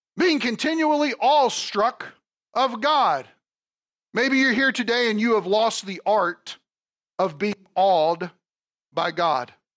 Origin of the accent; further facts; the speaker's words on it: Kentucky, United States; moved away; I'm from Kentucky, okay? Brats are not a big thing down there